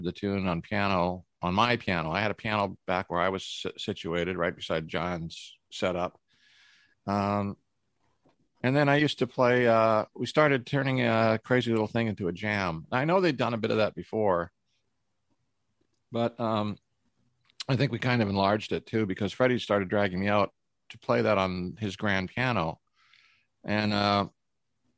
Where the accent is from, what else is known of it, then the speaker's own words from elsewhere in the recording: Canada; I'm from Canada